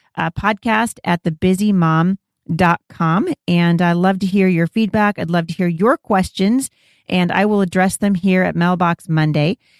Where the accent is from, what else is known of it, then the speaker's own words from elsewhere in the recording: Pacific Northwest, United States; I was born here in the Pacific Northwest